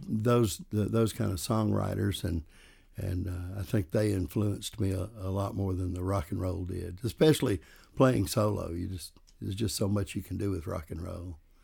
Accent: the South, United States; accent: southern; my southern accent

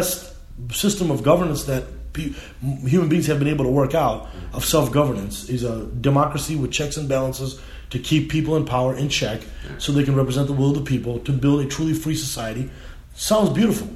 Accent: United States; as an Indian American Muslim

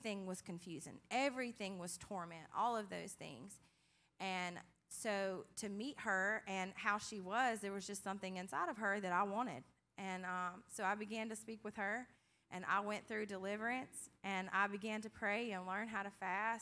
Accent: Hebert, Louisiana, United States; I grew up in Hebert, Louisiana.

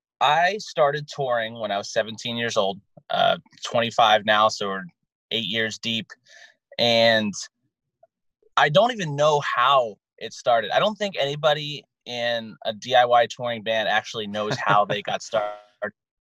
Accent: Hershey, Pennsylvania, United States; now in Los Angeles, United States; I'm the only member left that actually lives in Los Angeles. I'm from Central Pennsylvania, Hershey, Pennsylvania.

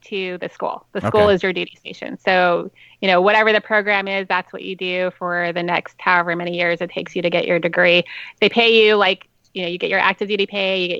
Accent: Las Vegas, Nevada, United States; now in San Diego, United States; I'm from Vegas

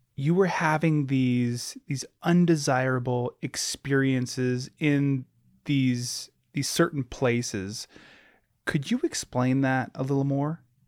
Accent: Alaska, United States; I grew up in Alaska, born and raised

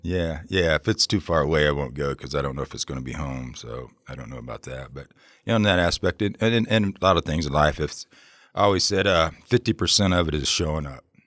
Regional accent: Ohio, United States; now in Oregon, United States; I come from Ohio originally

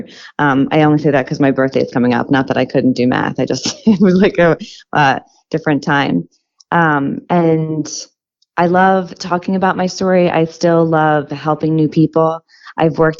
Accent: Philadelphia, Pennsylvania, United States; I'm from Pennsylvania, the suburbs of Philadelphia

